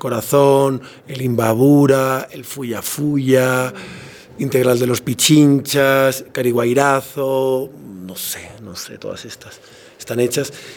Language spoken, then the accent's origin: Spanish; Palma, Balearic Islands, Spain; moved away as an adult; now in Quito, Ecuador; es mi tierra, es donde nací, donde, donde viví hasta los 20 años